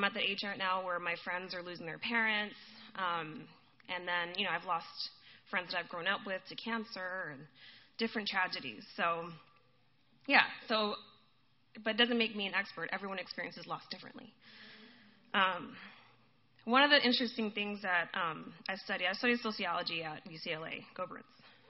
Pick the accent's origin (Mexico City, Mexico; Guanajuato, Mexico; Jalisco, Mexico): Jalisco, Mexico; Guadalajara; also born or lived in Boston, United States; I was born in Boston, but and my parents are Puerto Rican, but we lived in Mexico. So I always tell people, by blood, I'm Puerto Rican, by heart, I'm Mexican. Go Mexico. So we were in Guadalajara.